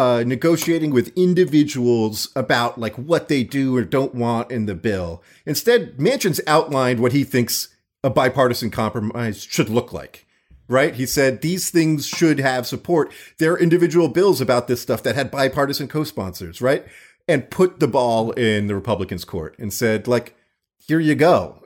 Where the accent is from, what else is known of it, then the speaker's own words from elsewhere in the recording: Florida, United States; I grew up in Florida